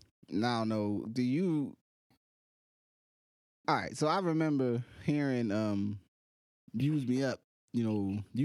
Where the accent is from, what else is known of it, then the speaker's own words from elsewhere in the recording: Slab Fork, West Virginia, United States; I'm from Slab Fork, West Virginia.